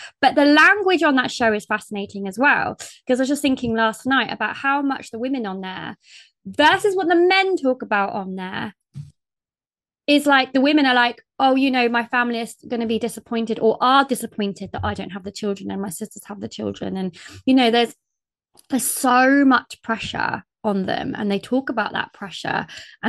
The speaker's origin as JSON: {"language": "English", "country": "United Kingdom", "said": "But then sometimes I feel like I'm too British."}